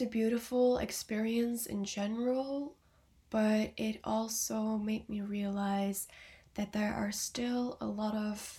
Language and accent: English; Belgium; I am 19 years old and I am from Belgium